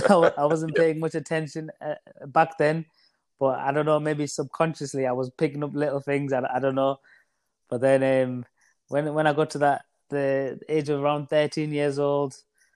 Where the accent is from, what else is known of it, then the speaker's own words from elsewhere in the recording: Middlesbrough, North East England, United Kingdom; a small town called Middlesbrough in the northeast of England.